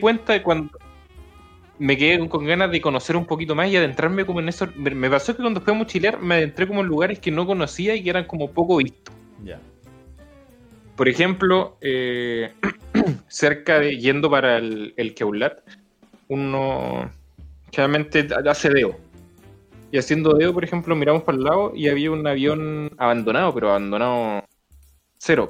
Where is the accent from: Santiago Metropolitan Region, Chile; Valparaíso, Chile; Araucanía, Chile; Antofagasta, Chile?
Antofagasta, Chile; Yo soy de Antofagasta